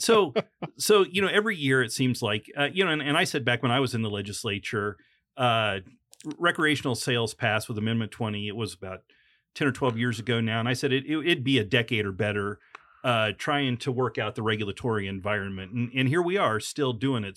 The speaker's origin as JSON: {"language": "English", "region": "Illinois", "country": "United States", "tie": "born or raised there", "said": "when I grew up in Illinois"}